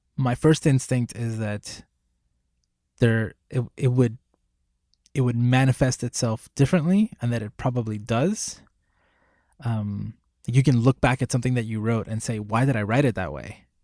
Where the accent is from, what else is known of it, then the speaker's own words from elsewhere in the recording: Puerto Rico; I was born in Puerto Rico. I was raised in Puerto Rico.